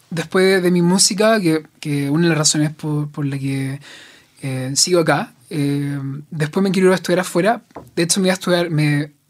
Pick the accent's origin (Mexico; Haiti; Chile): Chile; Talcahuano, Biobío; moved away as an adult; also born or lived in Santiago; Soy de Talcahuano.